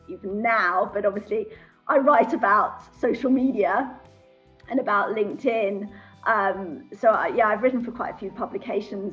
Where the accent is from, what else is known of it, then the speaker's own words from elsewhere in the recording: London, United Kingdom; moved away as an adult; also born or lived in Switzerland; I'm originally from London, North London. Went to all girls school in North London, North London Collegiate School